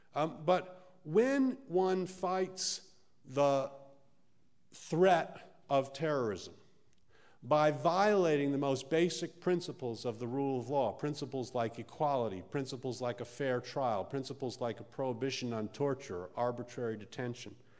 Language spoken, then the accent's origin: English; United States; I'm an American and here I am in the heartland of America.